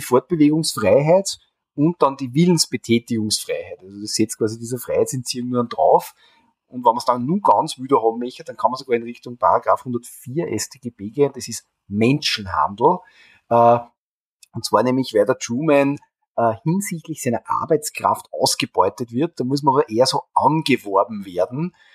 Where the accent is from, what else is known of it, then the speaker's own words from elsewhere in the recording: Austria; bei uns in Österreich